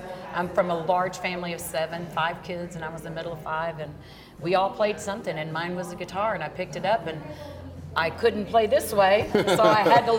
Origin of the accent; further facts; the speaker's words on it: Shreveport, Louisiana, United States; also born or lived in Nashville, Tennessee; now in Texas, United States; my hometown of Shreveport, Louisiana.